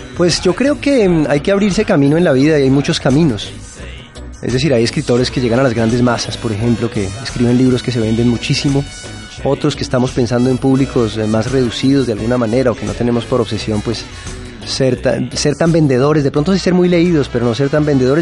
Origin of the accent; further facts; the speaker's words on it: Bogotá, Colombia; Yo vengo de la capital de Colombia, que es Bogotá